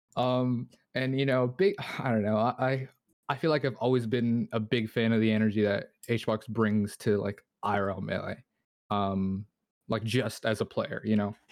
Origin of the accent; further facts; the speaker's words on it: Toronto, Ontario, Canada; I'm from Toronto